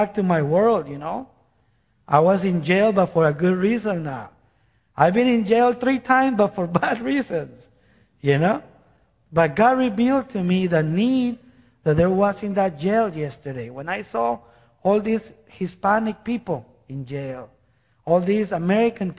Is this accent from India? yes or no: no; Guatemala; moved away; I am from Guatemala. By the way, I'm from Guatemala